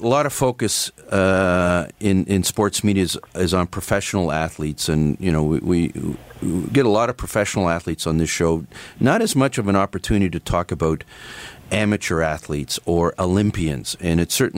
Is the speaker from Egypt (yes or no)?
no; Canada; as a Canadian, and I think we're so privileged to live in this country